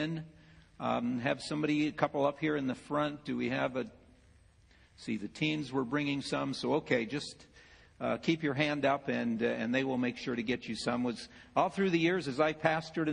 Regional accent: Ohio, United States; I'm from Ohio

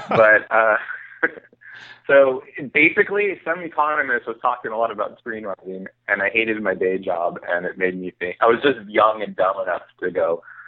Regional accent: California, United States; I didn't know any writers growing up in the Bay Area.

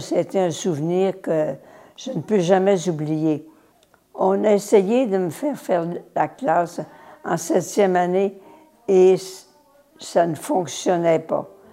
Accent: Laterrière, Quebec, Canada; je suis né à la Terrière, près de Chicoutimi. C'est un petit village de rien

